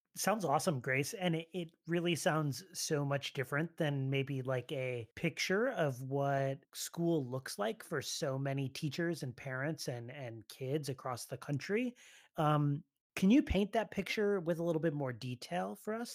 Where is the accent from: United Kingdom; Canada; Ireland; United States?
United States; just outside of Philadelphia, Pennsylvania; Janine, and I are from just outside of Philadelphia, where it is really just sweaty all the time